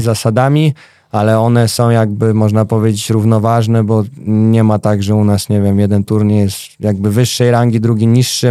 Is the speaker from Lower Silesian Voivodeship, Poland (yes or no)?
yes; Wrocław, Lower Silesian Voivodeship, Poland; u mnie we Wrocławiu e, było kilka takich miejskich klubów